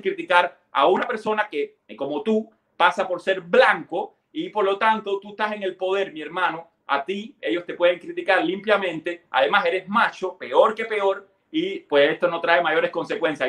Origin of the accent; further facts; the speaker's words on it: Cuba; moved away; salimos de Cuba